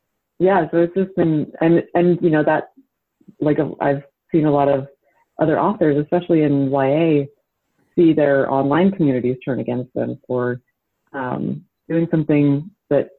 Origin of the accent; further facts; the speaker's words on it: Utah, United States; I grew up in Utah and grew up Mormon.